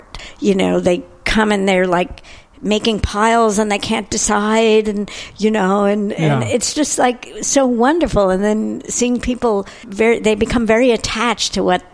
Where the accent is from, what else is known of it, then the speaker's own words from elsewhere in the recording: New York City, New York, United States; I grew up in New York City